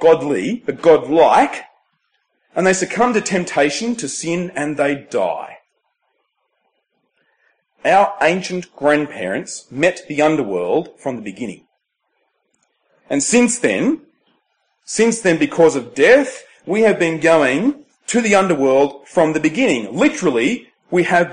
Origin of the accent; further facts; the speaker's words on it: Temora, New South Wales, Australia; moved away; Temora with this symbol, my hometown